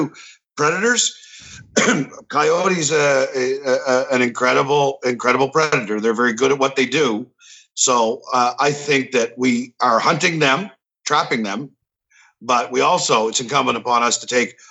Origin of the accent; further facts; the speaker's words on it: Miramichi, New Brunswick, Canada; also born or lived in Albert County, New Brunswick; I'm in Albert County, but I grew up in Miramichi.